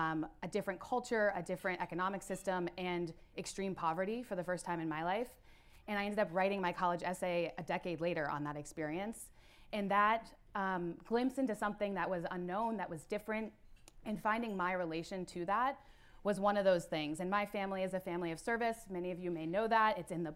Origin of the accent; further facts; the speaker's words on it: Ohio, United States; moved away; It's so nice to be back in Ohio, the heart of it all, in my hometown.